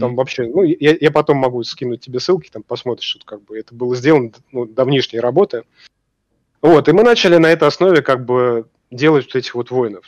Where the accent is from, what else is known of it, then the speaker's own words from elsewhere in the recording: Russia; мы из России